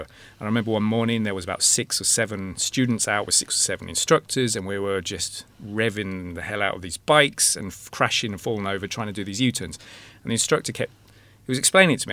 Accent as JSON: {"language": "English", "region": "England", "country": "United Kingdom", "moved": "yes", "lives_now": "Ireland", "said": "I'm English"}